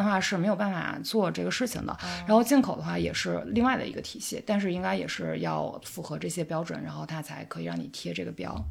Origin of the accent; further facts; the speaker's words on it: Jincheng, Shanxi, China; moved away as an adult; also born or lived in Milan, Italy; now in Beijing, China; 我是在山西敬城嗯，呃，出生的，然后也是那边儿人